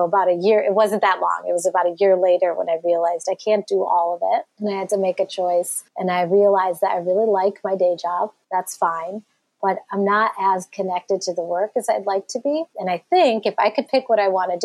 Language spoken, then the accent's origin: English; 20 miles from Detroit, a small town in Michigan, United States; I also grew up in a small town in Michigan in the suburbs, just 20 miles from Detroit